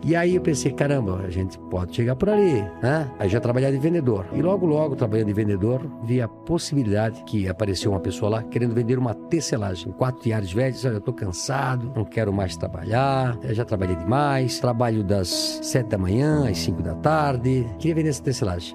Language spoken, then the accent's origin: Portuguese; Brusque, Santa Catarina, Brazil; Eu nasci em Brusque, Santa Catarina, uma casa de madeira